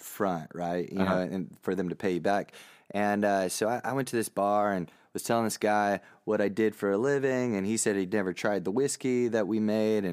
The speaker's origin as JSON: {"language": "English", "region": "Texas", "country": "United States", "tie": "born or raised there", "also_born_or_lived": "Plano", "said": "growing up in Texas"}